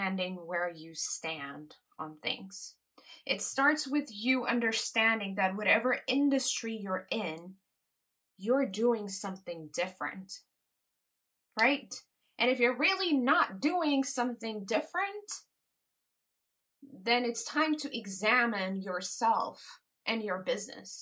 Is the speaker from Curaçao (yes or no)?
yes; Curaçao; I was born in Curacao.